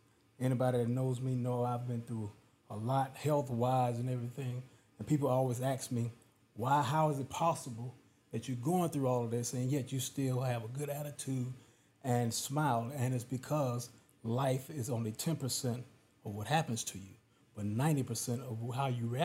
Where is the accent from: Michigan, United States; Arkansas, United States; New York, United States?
Arkansas, United States; Pine Bluff; I grew up in Pine Bluff, Arkansas